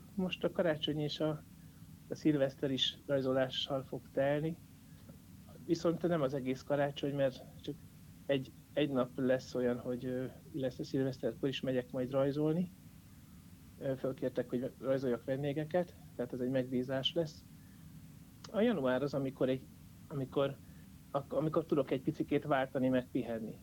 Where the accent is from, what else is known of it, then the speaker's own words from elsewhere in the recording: Jászberény, Jász-Nagykun-Szolnok, Hungary; moved away; also born or lived in Szeged; Jászberénybe ezért is jöttem vissza egyrészt, mert a szülővárosom